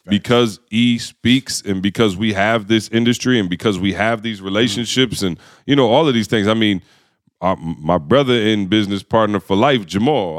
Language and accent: English; Lansing, Michigan, United States; growing up in Lansing, Michigan, obviously the automotive industry was everything.